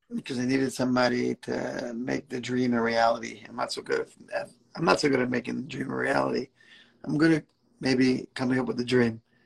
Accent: New York City, New York, United States; moved away as an adult; also born or lived in Israel; now in Omaha, United States; I grew up in Brooklyn, right next to Kensington

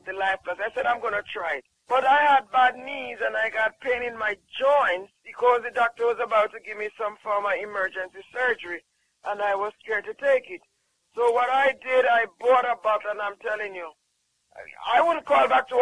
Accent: Jamaica; I'm from Jamaica.

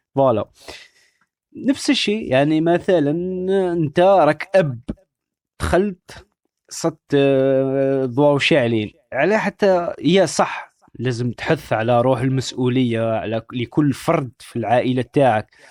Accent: Algeria; كلنا كجزائريين كمغاربة كعرب

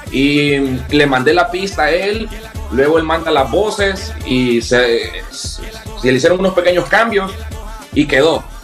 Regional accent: Honduras; ya como catrachos

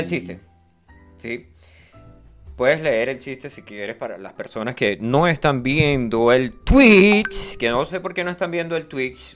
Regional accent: Venezuela; also born or lived in Chile; hablamos como venezolano

